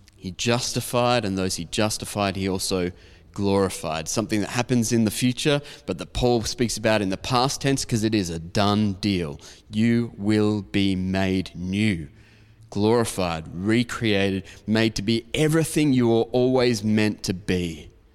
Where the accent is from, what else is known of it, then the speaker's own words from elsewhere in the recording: Diamond Creek, Victoria, Australia; where I grew up in Diamond Creek